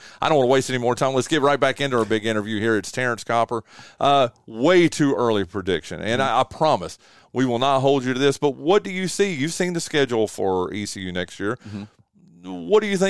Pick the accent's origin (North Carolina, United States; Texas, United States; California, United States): North Carolina, United States; I'm from Western North Carolina, so mm-hmm. I'm a UNC Charlotte guy.